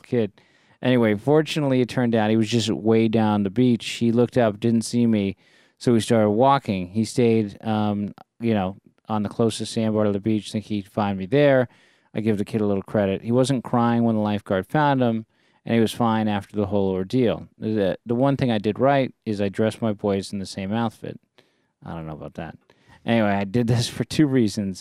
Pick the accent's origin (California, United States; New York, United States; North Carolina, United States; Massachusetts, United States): California, United States; Bay Area; we grew up in the Bay Area